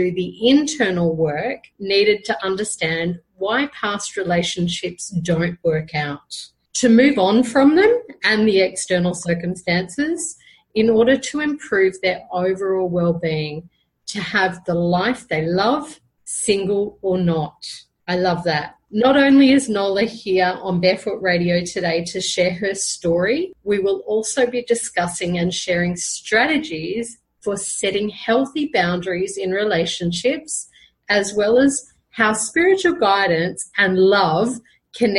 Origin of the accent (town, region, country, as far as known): Brisbane, Queensland, Australia; now in Colombia